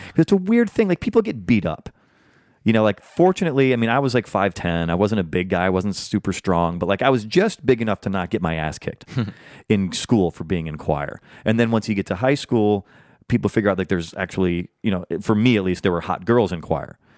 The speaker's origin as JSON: {"language": "English", "region": "Iowa", "country": "United States", "tie": "born or raised there", "moved": "yes", "said": "growing up in the Midwest"}